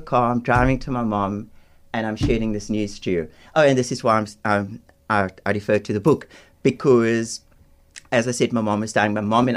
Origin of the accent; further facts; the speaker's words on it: Cape Town, Western Cape, South Africa; where I grew up in Bonteville on the Cape Flats